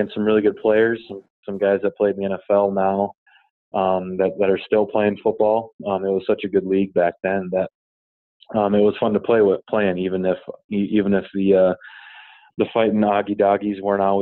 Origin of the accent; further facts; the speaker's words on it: Duluth, Minnesota, United States; moved away as an adult; I'm originally from Duluth, Minnesota.